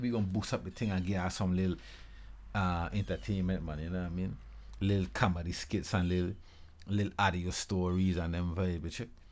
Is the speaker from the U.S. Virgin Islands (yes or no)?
yes; Charlotte Amalie, U.S. Virgin Islands; I'm from actually Saint Thomas, Saint Thomas Virgin Islands.